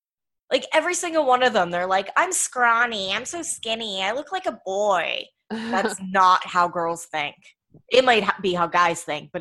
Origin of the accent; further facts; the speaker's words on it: Verona, Pennsylvania, United States; Yeah, that's fair. Verona. Town. Verona's like a place in Italy. Yeah. Also in Pittsburgh, about 20 minutes from here.